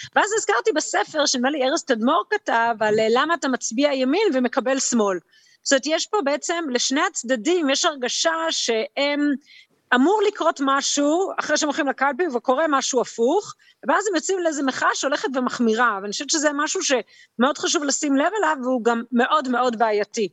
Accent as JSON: {"language": "Hebrew", "town": "Jerusalem", "region": "Jerusalem District", "country": "Israel"}